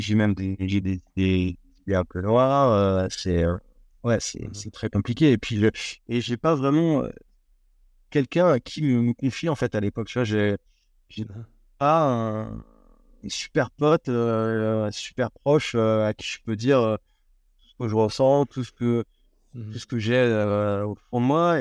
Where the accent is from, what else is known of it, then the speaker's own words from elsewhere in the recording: France; en tant que Français